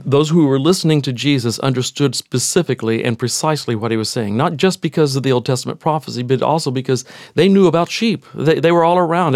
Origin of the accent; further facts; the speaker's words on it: Texas, United States; even though I grew up in Texas, I grew up in the city